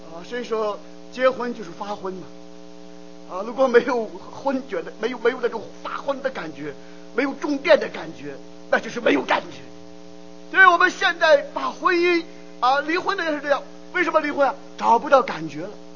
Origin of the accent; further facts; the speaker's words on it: China; 我们中国人